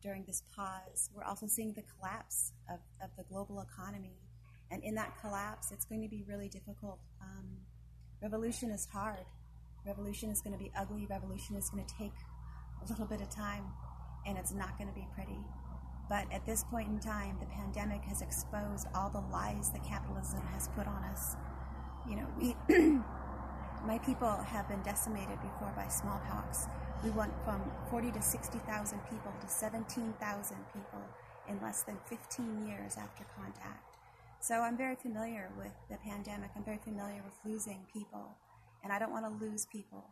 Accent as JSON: {"language": "English", "area": "Confederated Salish and Kootenai Tribes", "region": "Montana", "country": "United States", "said": "I come from the Confederate Salish and Kootenai tribes"}